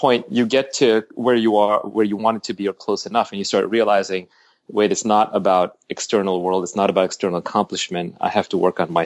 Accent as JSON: {"language": "English", "region": "New York", "country": "United States", "tie": "born or raised there", "also_born_or_lived": "Delhi, India", "said": "here we landed in, Queens, New York. We grew up in Queens Village and Jamaica, Kew Gardens. We moved around a lot"}